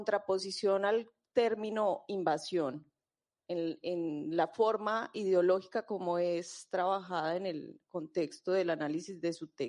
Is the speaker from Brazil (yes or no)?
yes; Brazil; moved away; yo vengo también de Brasil